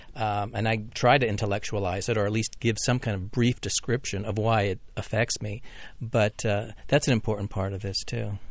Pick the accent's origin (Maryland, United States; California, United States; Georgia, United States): Maryland, United States; Laurel; I grew up in Laurel, Maryland